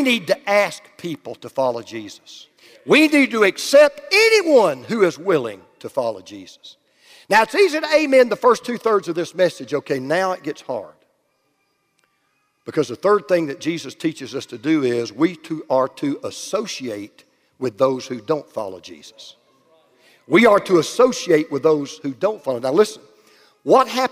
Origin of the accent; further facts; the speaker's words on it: Oakwood, Georgia, United States; I was born in Oakwood, Georgia